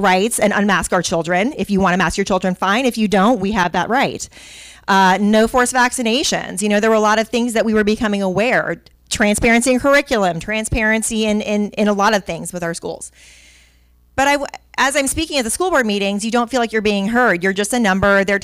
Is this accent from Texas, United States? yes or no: no; Miami, Florida, United States; also born or lived in Pinellas County, Florida; I am a Florida native that I was born in Miami, and I've been in Pinellas County since 1996